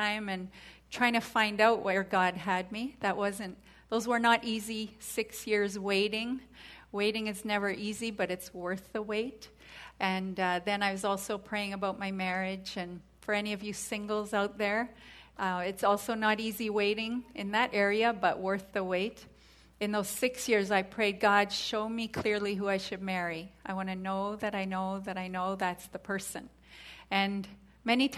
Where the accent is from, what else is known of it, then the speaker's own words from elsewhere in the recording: Canada; moved away; I'm from Canada